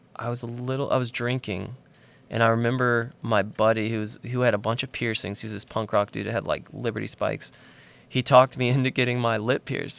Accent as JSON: {"language": "English", "town": "Nashville", "region": "Tennessee", "country": "United States", "tie": "born or raised there", "said": "I grew up outside of Nashville, about fifteen minutes south."}